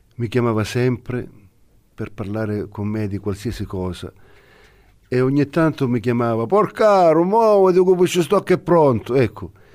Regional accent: Reggio Calabria, Calabria, Italy; per la nostra gente, per la nostra città

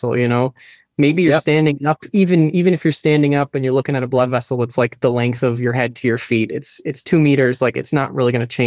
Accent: Florida, United States; I grew up in Florida

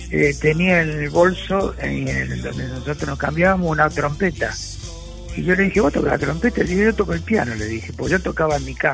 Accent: Floresta, Buenos Aires, Argentina; born there; pero yo nací en Floresta

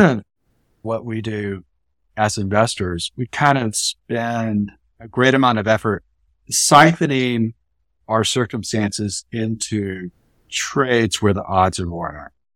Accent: Columbia, South Carolina, United States; I was born in Columbia, South Carolina in nineteen seventy-four, so my childhood spanned the eighties and early nineties

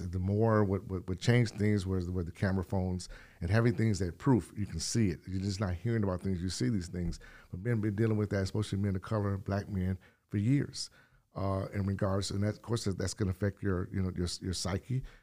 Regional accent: California, United States; also born or lived in Detroit; now in Wales Township, United States; I'm from California

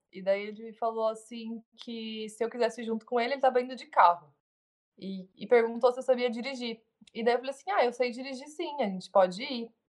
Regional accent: Brazil; moved away as an adult; also born or lived in São Paulo; now in Uruguay; sou brasileira, eu amo meu país

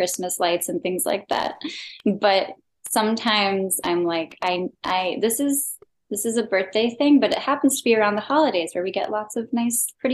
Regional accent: Chicago, Illinois, United States; also born or lived in New York; I'm also from Chicago

